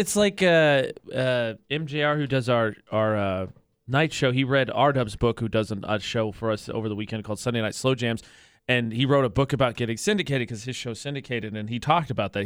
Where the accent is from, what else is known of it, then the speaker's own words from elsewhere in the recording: Midwest, United States; also born or lived in Indiana / New Mexico; now in Utah, United States; as a Midwesterner